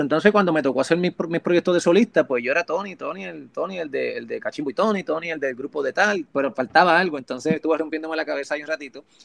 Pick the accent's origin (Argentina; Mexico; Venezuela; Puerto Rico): Puerto Rico; Hormigueros; also born or lived in Mayagüez, Puerto Rico; now in Miami, United States; Ahí todavía está la casa de mis viejos en Hormiguero, por eso es que también digo que soy de Hormiguero